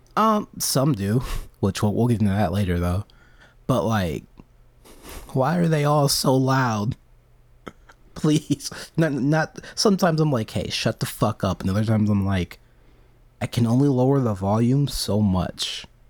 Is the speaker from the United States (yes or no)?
yes; United States; I'm an American